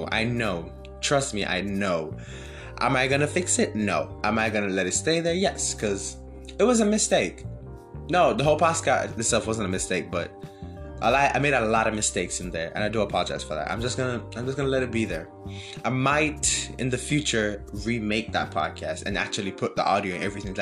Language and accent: English; Jamaica; now in United States; I'm from Jamaica. I wasn't born here. I came here in 2018.